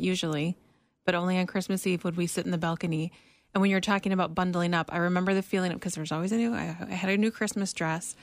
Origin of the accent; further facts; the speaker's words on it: Minnesota, United States; moved away; we're both from Minnesota